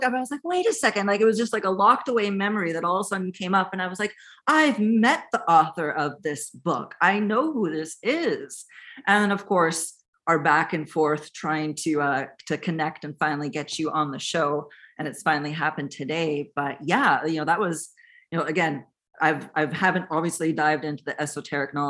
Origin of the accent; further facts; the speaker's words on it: Winnipeg, Manitoba, Canada; We're both from Winnipeg